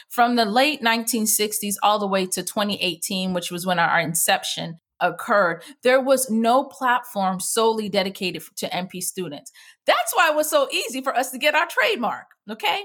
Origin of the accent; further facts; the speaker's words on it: Jamaica; me being West Indian, in Jamaica, our motto is "Out of many, one people."